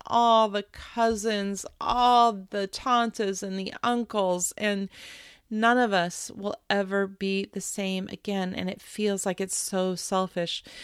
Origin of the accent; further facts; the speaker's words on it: West Coast, United States; my brother, my sister, and I grew up on the West Coast